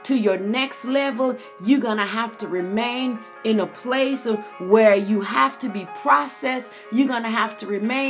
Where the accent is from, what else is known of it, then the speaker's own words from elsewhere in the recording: St. Lucia; Growing up on the Caribbean island of St. Lucia